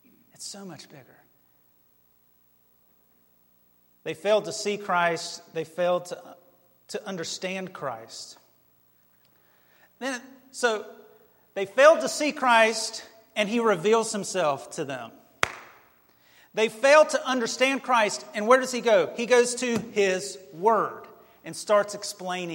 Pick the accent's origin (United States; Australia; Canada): United States; we're American